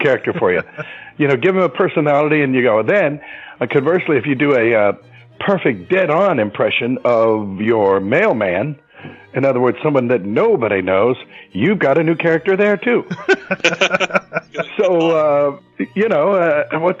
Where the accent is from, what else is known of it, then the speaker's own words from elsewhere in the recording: Youngstown, Ohio, United States; moved away as an adult; also born or lived in New Orleans, Louisiana; growing up in Youngstown